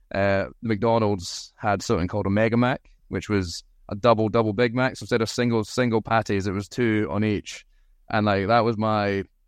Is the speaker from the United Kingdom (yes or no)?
yes; Aberdeen, Scotland, United Kingdom; accent: thick Scottish; I grew up in Aberdeen